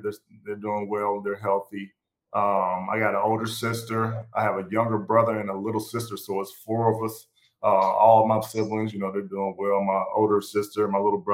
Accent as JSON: {"language": "English", "town": "College Park", "region": "Georgia", "country": "United States", "tie": "born or raised there", "also_born_or_lived": "Tyrone, Georgia", "moved": "as an adult", "lives_now": "Detroit, United States", "said": "I was born and raised in Georgia. Grew up in College Park and in Tyrone, Georgia."}